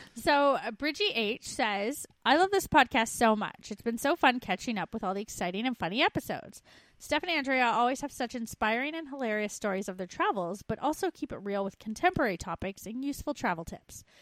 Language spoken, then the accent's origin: English; Canada; moved away as an adult; We're two Canadian expats now living in Australia